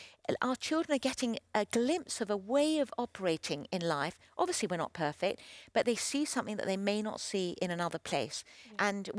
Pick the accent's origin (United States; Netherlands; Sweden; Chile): Chile; Well, especially with Christian people, I grew up in Chile. I was on the mission field